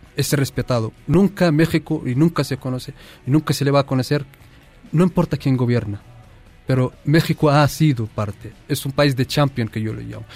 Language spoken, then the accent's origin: Spanish; Western Sahara; tenemos 200.000 mm, refugiados saharauis